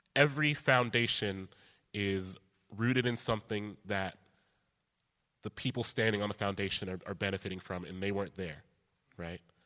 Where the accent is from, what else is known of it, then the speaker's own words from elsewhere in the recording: Columbus, Ohio, United States; I grew up in Columbus, close proximity to Chicago